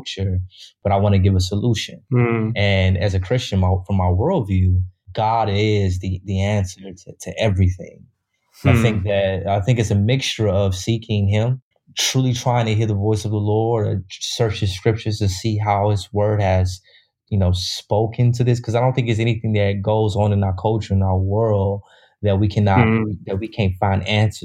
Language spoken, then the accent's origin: English; Chicago, Illinois, United States; I grew up in Chicago